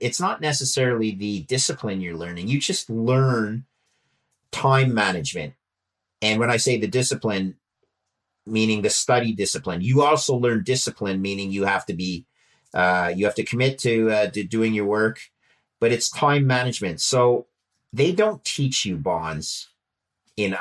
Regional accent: Montreal, Quebec, Canada; I grew up in Montreal and was an engineer.

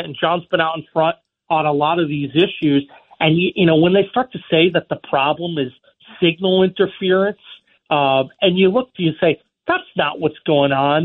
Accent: New York City, New York, United States; now in West Virginia, United States; I was born in New York

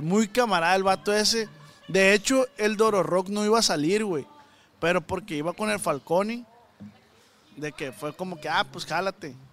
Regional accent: Culiacán, Sinaloa, Mexico; de Culiacán

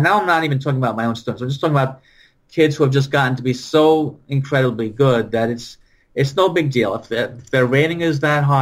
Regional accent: New Jersey, United States; We're both from Jersey

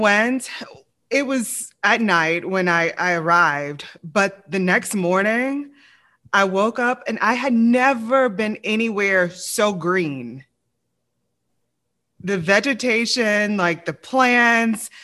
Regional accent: Louisiana, United States; I'm from the South, Louisiana

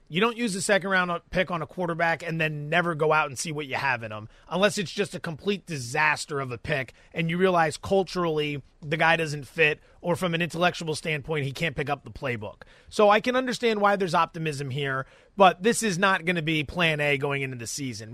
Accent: Pennsylvania, United States; I'm from Pennsylvania, and every kid my age grew up idolizing Joe Montana

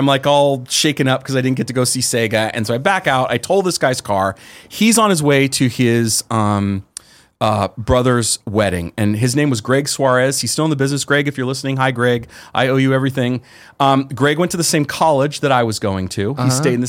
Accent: San Jose, California, United States; because I'm from the Bay Area. So I grew up in San Jose.

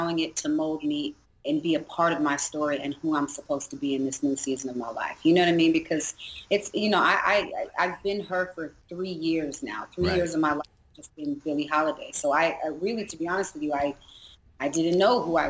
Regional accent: San Diego, California, United States; also born or lived in Seattle; I was born in Seattle, but I actually grew up in Southeast San Diego because my father was

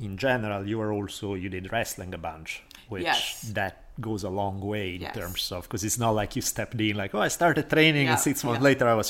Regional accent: Italy; moved away; I had the same thing growing up in Italy, especially I grew up in a big city

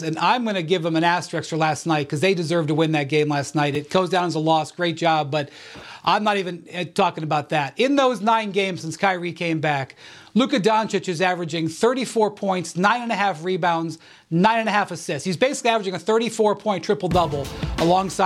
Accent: Cleveland, Ohio, United States; I'm from Cleveland

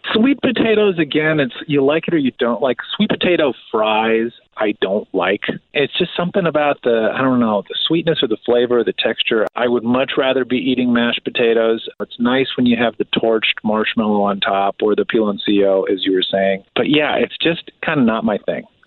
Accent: outside of Chicago, Illinois, United States; born or raised there

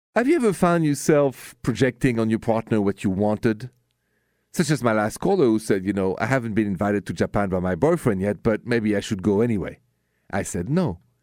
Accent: Paris, Île-de-France, France; now in United States; I'm from Paris

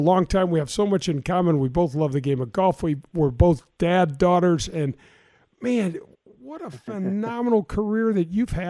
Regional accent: North County, Missouri, United States; I grew up in North County. I have three older sisters

